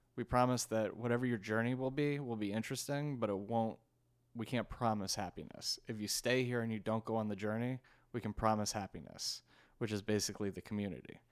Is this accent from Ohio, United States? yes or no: no; Washington, District of Columbia, United States; born or raised there; also born or lived in New York; now in Los Angeles, United States